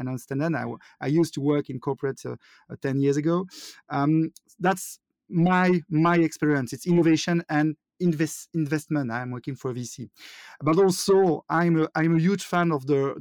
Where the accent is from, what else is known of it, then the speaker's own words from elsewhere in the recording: Wallonia, Belgium; accent: French; first language French; English is a second language; also born or lived in Liège, Belgium; I'm from Belgium. I'm living in the south part of Belgium, in Liège. So I speak French, and I'm pretty sure you all know that with my accent